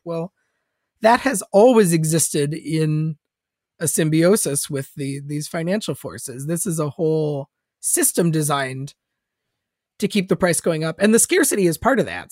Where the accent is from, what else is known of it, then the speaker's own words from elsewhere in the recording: Minnesota, United States; moved away; I'm a Minnesotan originally